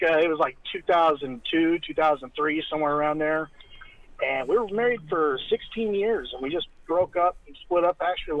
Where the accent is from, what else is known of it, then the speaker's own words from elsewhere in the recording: United States; also born or lived in Japan; Yeah, well, I was stationed in Japan. I'm American.